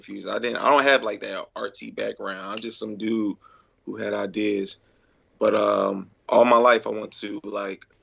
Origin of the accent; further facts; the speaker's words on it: Philadelphia, Pennsylvania, United States; from Philly, of course. Right, Philly. Born and raised here